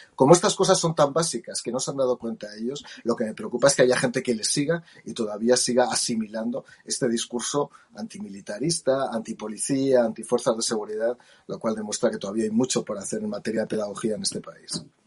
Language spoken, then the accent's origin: Spanish; Jaca, Aragon, Spain; yo nací en Jaca